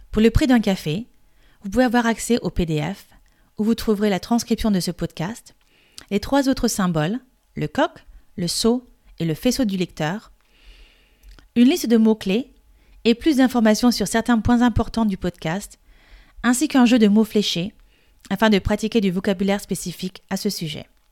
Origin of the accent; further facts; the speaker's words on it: France; Je suis française et coach de français